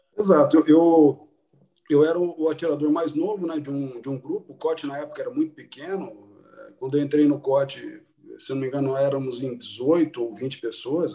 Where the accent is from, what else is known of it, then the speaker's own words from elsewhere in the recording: interior of Paraná, Brazil; moved away; also born or lived in Maringá; Eu vim do interior do Paraná, é, morei grande parte da minha infância em cidades muito pequenas, depois fui para cidades, é, uma cidade média, que é Maringá